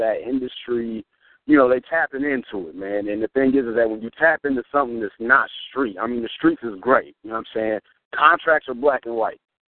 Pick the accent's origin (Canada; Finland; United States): United States; Nebraska; I'm from Nebraska.